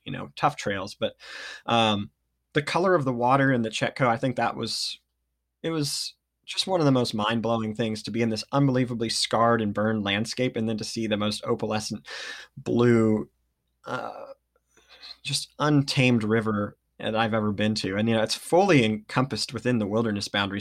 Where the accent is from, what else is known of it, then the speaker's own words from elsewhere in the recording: Redding, California, United States; now in Ashland, United States; I grew up in Redding, California